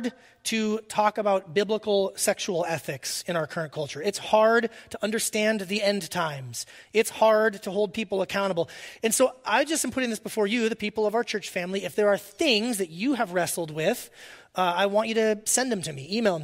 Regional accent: Alaska, United States; moved away; I'm from Alaska

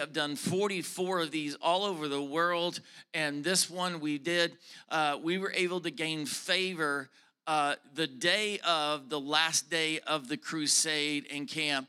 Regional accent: the South, United States; I am from the South, okay? I am a Southern preacher

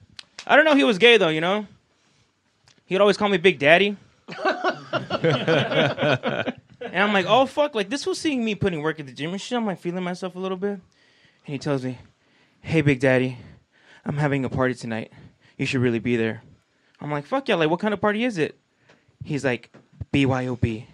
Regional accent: Whittier, California, United States; I'm from Whittier, California. Yeah, where the girls are prettier, but the attitude's shittier

